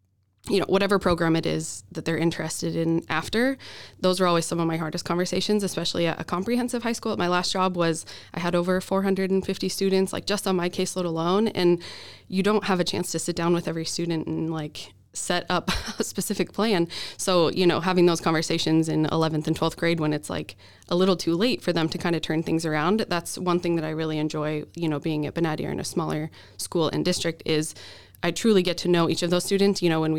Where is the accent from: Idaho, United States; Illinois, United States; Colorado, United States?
Idaho, United States; Boise; moved away as an adult; also born or lived in Oregon; now in Minnesota, United States; I'm from Boise.